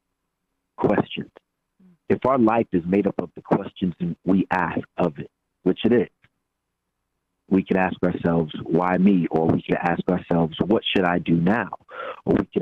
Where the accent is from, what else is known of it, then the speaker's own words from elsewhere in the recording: New York City, New York, United States; I am from New York, from the Bronx